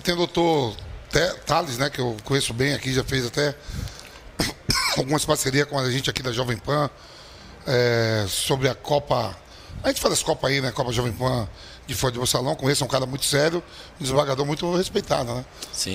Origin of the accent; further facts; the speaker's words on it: Bahia, Brazil; moved away as an adult; also born or lived in Netherlands; eu sou baiano, chego no Corinthians em 98